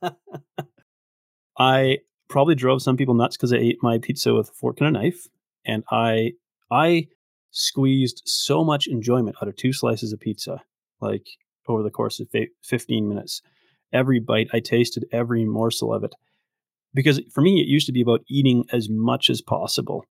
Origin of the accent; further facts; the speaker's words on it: Victoria, British Columbia, Canada; now in Red Deer, Canada; I grew up in Victoria, but I actually now live in, in Red Deer, Alberta